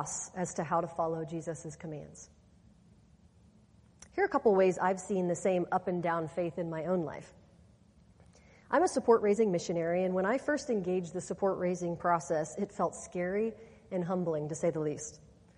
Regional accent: Kansas, United States; I'm from Kansas, and the part of the state that I grew up in is mostly farmland.

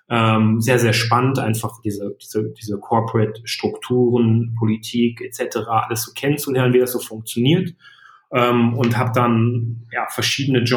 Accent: Iserlohn, North Rhine-Westphalia, Germany; Ich komme aus dem aus der Ecke von Iserlohn, also so

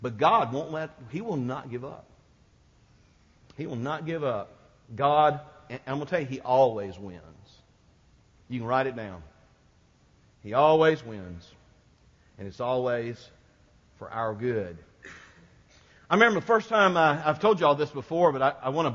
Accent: Quincy, Florida, United States; my next-door neighbor, growing up in Quincy, Florida

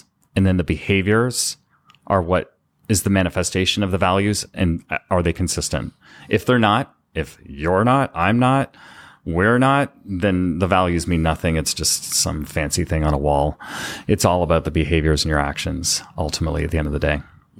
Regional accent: Canada; I was born and raised in Canada, and the French translation for team there is équipe.

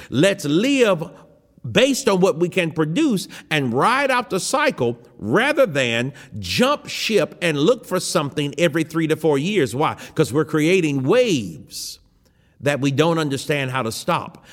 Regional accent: United States; I am an American

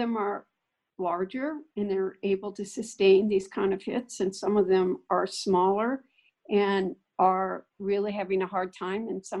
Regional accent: United States; I'm an American.

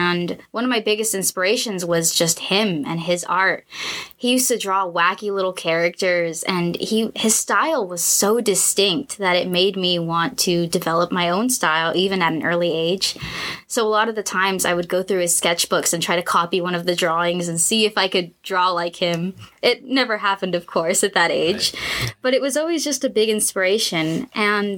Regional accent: La Puente, California, United States; I was born and raised in La Puente. I have lived there my entire life.

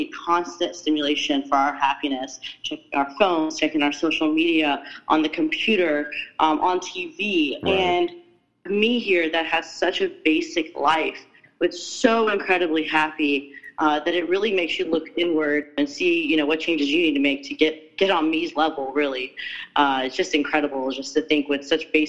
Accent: United States; as an American, as a Westerner

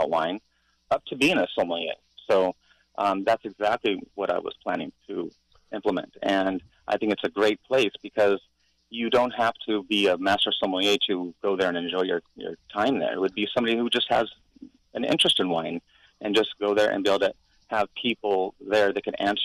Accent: Paso Robles, California, United States; now in Hawaii, United States; my hometown has exploded

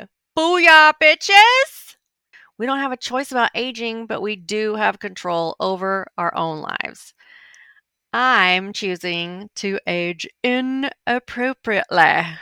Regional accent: Arkansas, United States; born there; also born or lived in Montana; To introduce myself, I was born in Arkansas. When I'm traveling overseas, I usually have to explain that that's a little state close to Texas in the southern U.S.

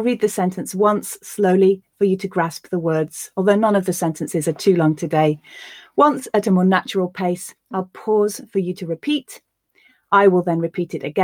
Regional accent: the north of England, United Kingdom; accent: Northern English; my Northern English accent

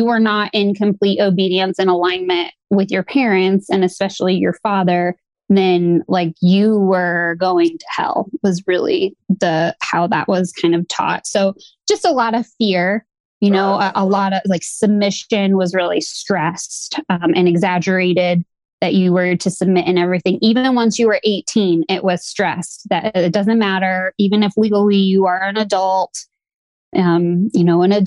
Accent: Midwest, United States; I grew up in the Midwest

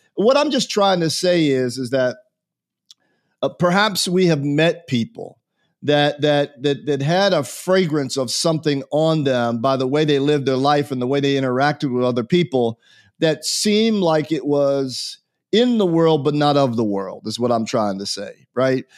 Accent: United States; answer as an American

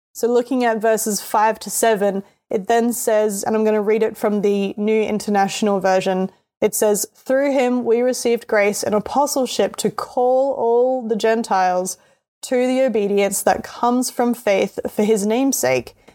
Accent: Australia; accent: Australian; I'm Australian, so that's why my voice sounds the way that it does.

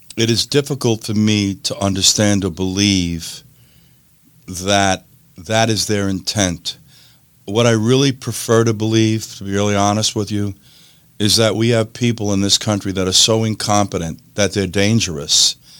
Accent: New York, United States; moved away; New York, place I was born and raised

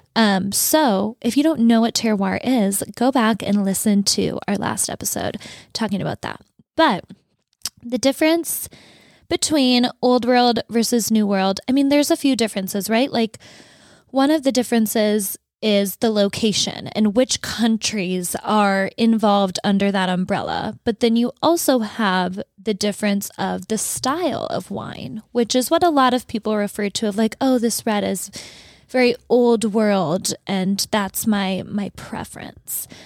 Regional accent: Fargo, North Dakota, United States; moved away; in Fargo, where I grew up, it was, like, six feet of snow

